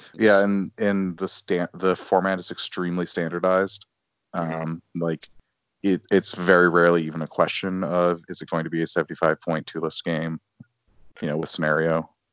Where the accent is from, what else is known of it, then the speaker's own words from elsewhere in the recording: Chicago, Illinois, United States; moved away; being a Chicagoan who lives elsewhere